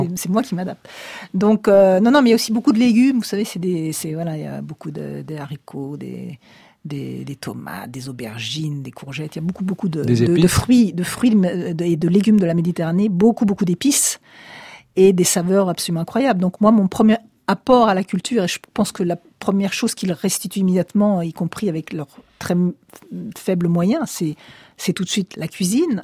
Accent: Paris, Île-de-France, France; moi je suis née à Paris

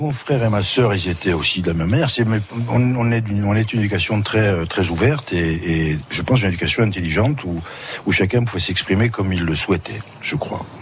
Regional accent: Ajaccio, Corsica, France; also born or lived in Bastia / Borgo; je suis d'Ajaccio.

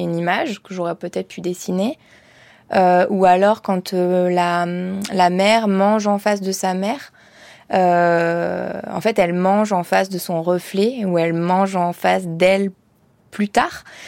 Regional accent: Ardèche, Auvergne-Rhône-Alpes, France; moved away; j'étais partie de l'Ardèche

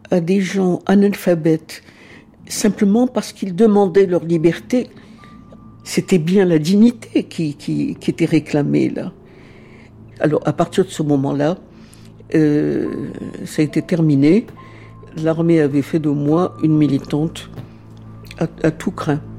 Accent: Algeria; Je suis arrivée très très tôt euh, j'avais 2-3 euh, ans. Donc je suis algérienne.

